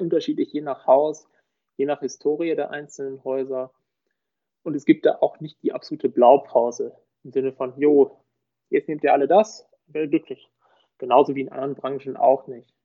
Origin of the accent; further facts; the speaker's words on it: Münster, North Rhine-Westphalia, Germany; moved away as an adult; also born or lived in Osnabrück; now in Munich area, Germany; gebürtig aus Münster. Man hört, ich bin nicht aus Süddeutschland.